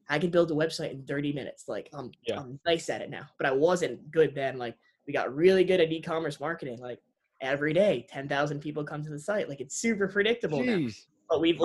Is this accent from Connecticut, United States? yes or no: yes; Connecticut, United States; moved away as an adult; also born or lived in Rhode Island; now in Miami, United States; we're from Connecticut originally